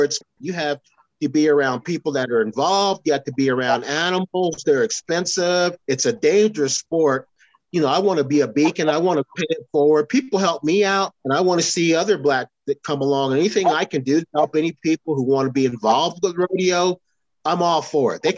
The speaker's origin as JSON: {"language": "English", "region": "New Jersey", "country": "United States", "said": "And I said, \"New Jersey.\""}